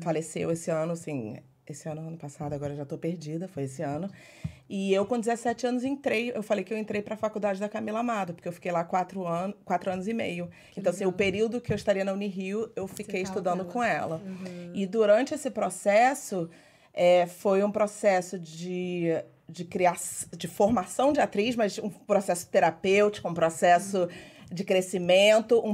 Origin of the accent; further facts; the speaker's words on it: Niterói, Rio de Janeiro, Brazil; moved away as an adult; also born or lived in Portugal / New York City; now in United States; Sou de Niterói